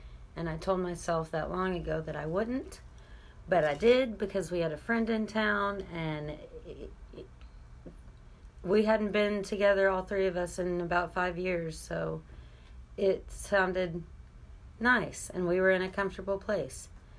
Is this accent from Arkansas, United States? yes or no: yes; Texarkana, Arkansas, United States; now in Fayetteville, United States; We are from Texarkana, Texas, and Arkansas